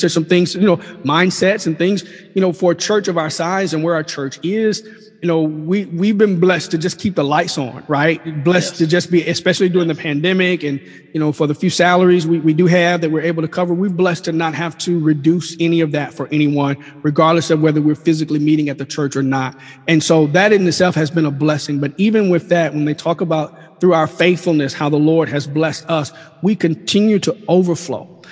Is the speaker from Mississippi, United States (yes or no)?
yes; Mississippi, United States; moved away as an adult; also born or lived in Washington D.C.; now in Oxford, United States; We're natives of Mississippi